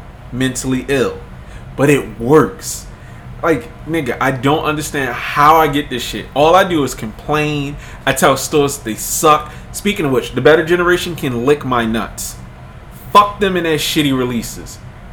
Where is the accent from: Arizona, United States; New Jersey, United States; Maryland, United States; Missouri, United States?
Maryland, United States; Baltimore; I'm from Baltimore